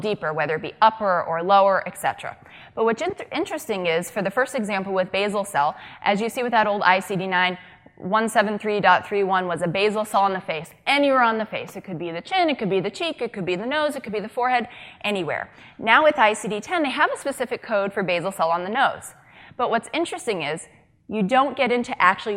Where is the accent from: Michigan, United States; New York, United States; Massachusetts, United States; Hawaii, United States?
Massachusetts, United States; Boston; I am from Massachusetts, the greater Boston area.